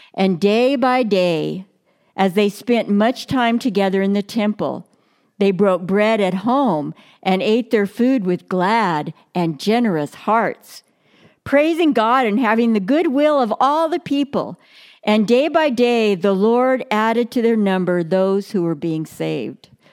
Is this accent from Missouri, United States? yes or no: no; Brawley, California, United States; I grew up in Brawley, California, which is down in the Imperial Valley